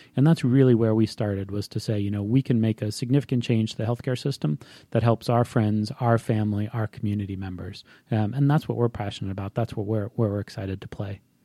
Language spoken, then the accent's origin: English; Hawaii, United States; moved away as an adult; now in Atlanta, United States; I was, uh, born and raised in Hawaii, um, and, uh, from the time I was about six months old until I left for college.